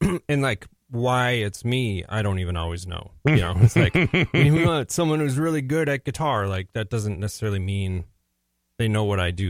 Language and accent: English; St. Louis Park, Minnesota, United States; also born or lived in Plymouth, Minnesota; I was first lived in Plymouth for 6 years, then we moved to St. Louis Park.